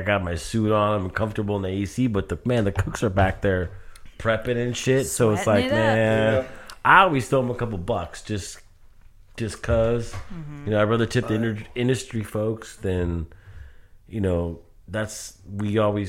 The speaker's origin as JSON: {"language": "English", "town": "Manhattan", "region": "New York", "country": "United States", "said": "You know, I'm from Manhattan."}